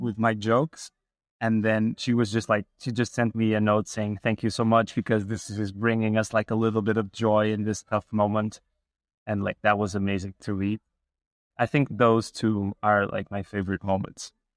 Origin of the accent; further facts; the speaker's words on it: Portugal; I grew up in Portugal